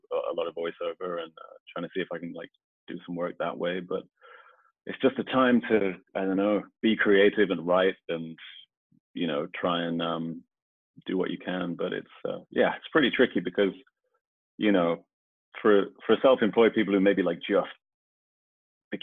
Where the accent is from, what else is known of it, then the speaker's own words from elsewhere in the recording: Birmingham, West Midlands, United Kingdom; I'm actually from Birmingham